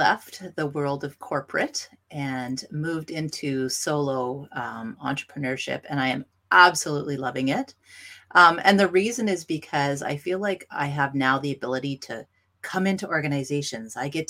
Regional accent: Northern Ontario, Canada; I'm from Northern Ontario and we love hockey.

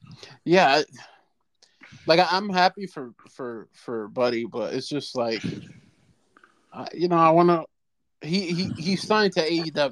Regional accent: United States; I'm an American

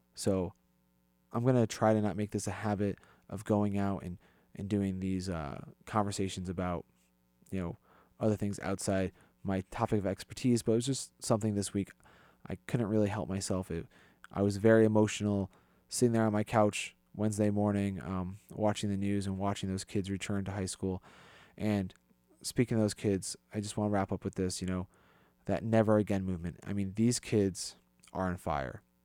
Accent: East Hartford, Connecticut, United States; I grew up in East Hartford

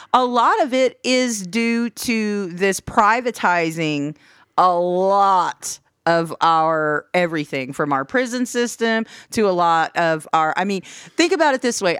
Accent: United States; as the American public

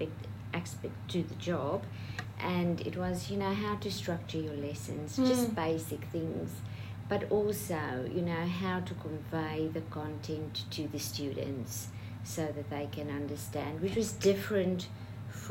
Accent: Pretoria, Gauteng, South Africa; moved away as an adult; now in Australia; I grew up in Pretoria and went to a local primary and high school.

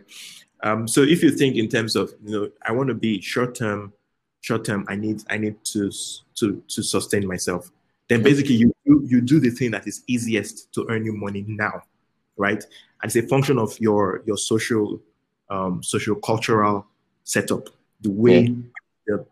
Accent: Lagos, Nigeria; also born or lived in Benin City, Nigeria; I was born in Lagos. I spent a few years in Benin as a kid, but I spent most of my time in Lagos

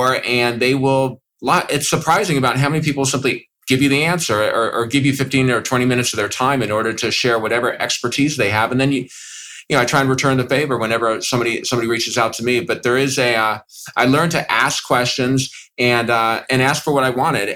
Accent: Los Angeles, California, United States; I was born in Los Angeles, California.

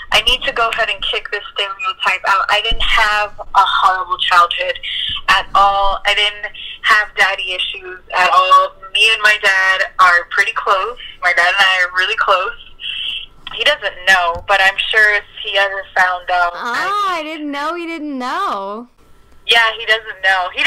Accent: East Coast, United States; moved away as an adult; So, um, I grew up in the East Coast

